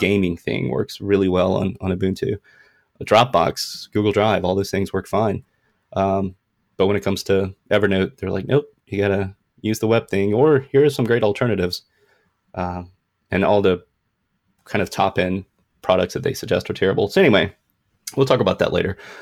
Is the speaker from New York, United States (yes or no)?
no; South Carolina, United States; I'm from South Carolina. Nikki Haley's been our governor here for six years.